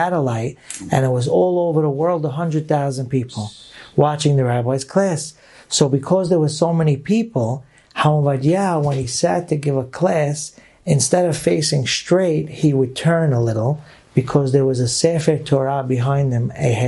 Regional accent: New York City, New York, United States; I grew up in the Syrian community in Brooklyn, New York

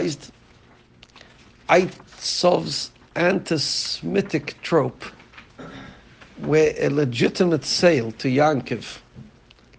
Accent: United Kingdom; being British

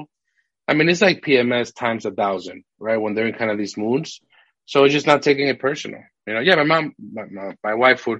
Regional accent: Massachusetts, United States; moved away as an adult; now in Houston, United States; the city we grew up in Massachusetts, it was a rough city

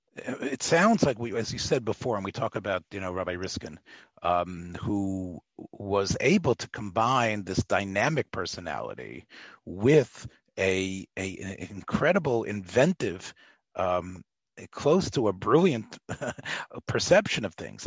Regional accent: Memphis, Tennessee, United States; I come from Memphis

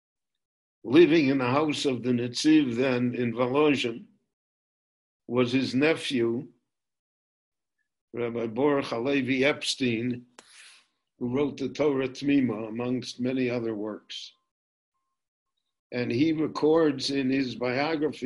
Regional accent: Chicago, Illinois, United States; now in Jerusalem, Israel; when I was a child growing up in Chicago

